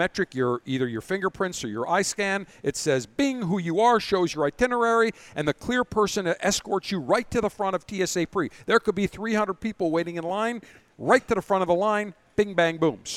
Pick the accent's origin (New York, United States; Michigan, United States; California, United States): New York, United States; Buffalo; now in Tampa, United States; I'm originally from Buffalo.